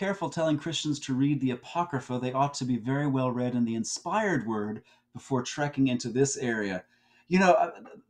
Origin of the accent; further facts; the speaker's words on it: New Jersey, United States; I'm from New Jersey